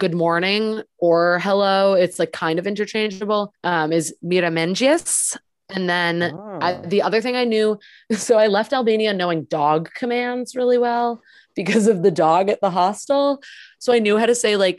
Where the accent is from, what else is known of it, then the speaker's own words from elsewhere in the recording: Maine, United States; I'm from Maine, like that's like half my town